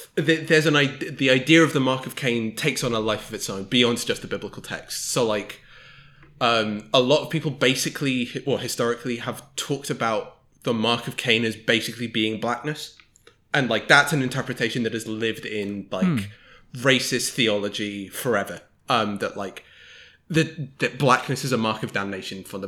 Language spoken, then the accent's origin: English; United Kingdom; I come to this as both a British person